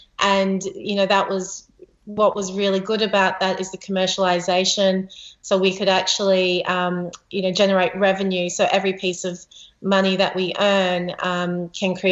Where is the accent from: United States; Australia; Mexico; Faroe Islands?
Australia; as an Australian, our culture is about as much about the land where we're occupying